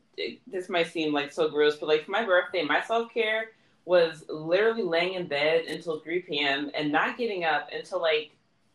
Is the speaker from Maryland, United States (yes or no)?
yes; Columbia, Maryland, United States; also born or lived in Baltimore, Maryland; I grew up in Columbia, but I'm from Baltimore.